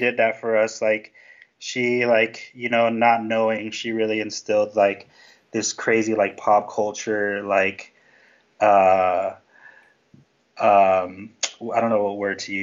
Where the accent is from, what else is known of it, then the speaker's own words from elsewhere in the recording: Compton, California, United States; I was born in Compton, California, which has a pretty a bad rep in pop culture and like hip hop and stuff